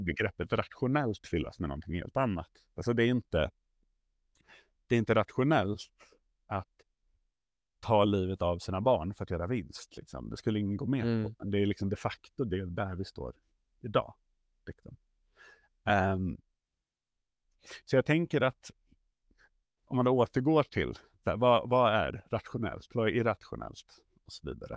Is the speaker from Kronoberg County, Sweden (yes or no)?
no; Stockholm, Stockholm County, Sweden; är jag uppvuxen i tunnelbanan i, i Stockholm